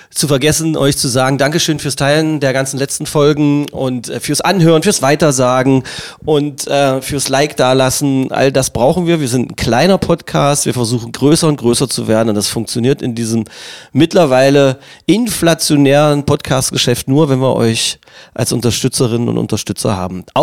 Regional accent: Magdeburg, Saxony-Anhalt, Germany; weil ich es einfach als Magdeburger Junge findet man das, und also als Magdeburger Kind wahrscheinlich sowieso, egal ob Mädchen oder Junge

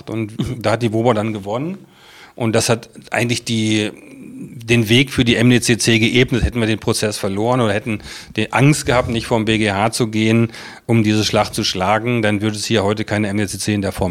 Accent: Celle, Lower Saxony, Germany; now in Magdeburg, Germany; Wo? von, von Celle, ähm, aber schon als junger Mensch. Und ich fühle mich jetzt mehr als Magdeburger als, äh, als Celleraner.

